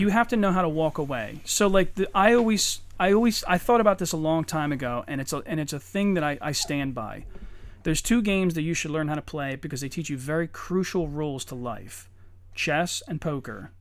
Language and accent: English; Eddystone, Pennsylvania, United States; also born or lived in Norwood; I grew up in Eddystone